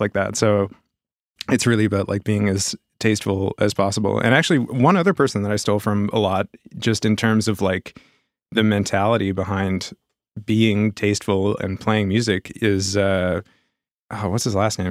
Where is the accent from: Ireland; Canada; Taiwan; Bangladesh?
Canada; Halifax, Nova Scotia; also born or lived in Brookfield / Montreal; I grew up here in Halifax.